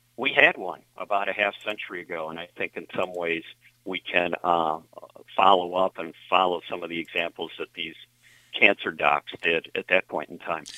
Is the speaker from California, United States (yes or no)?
no; Lockport, New York, United States; also born or lived in Philadelphia; Lockport's my hometown